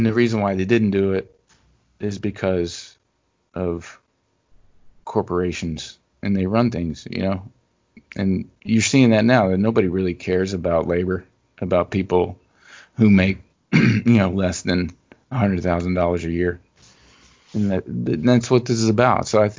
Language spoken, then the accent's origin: English; Louisiana, United States; we talked about sort of growing up in Louisiana.